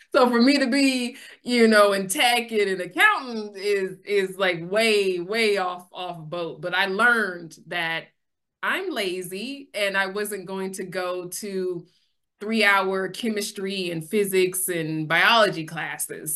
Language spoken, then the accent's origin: English; Sacramento, California, United States; I'm born and raised in Sacramento